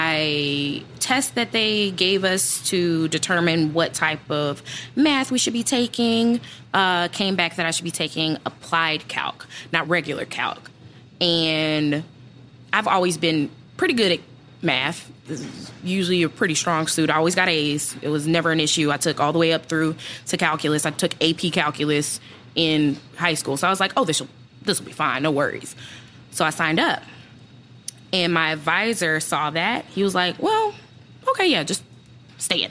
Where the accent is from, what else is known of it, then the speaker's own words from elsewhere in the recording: Wilmington, North Carolina, United States; also born or lived in Greenville, South Carolina; I am originally from Greenville, South Carolina, and I moved to Wilmington, North Carolina when I was about 9, 10 years old